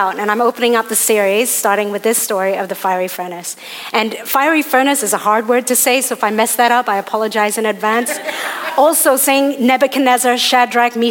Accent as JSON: {"language": "English", "country": "Hong Kong", "tie": "born or raised there", "said": "I was born in Hong Kong, and I'm one of my dad's six kids"}